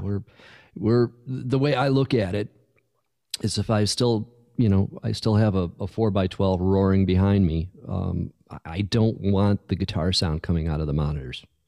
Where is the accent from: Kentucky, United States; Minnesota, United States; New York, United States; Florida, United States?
New York, United States; Buffalo; moved away; also born or lived in California; growing up in Buffalo, you know, in, in, in Western New York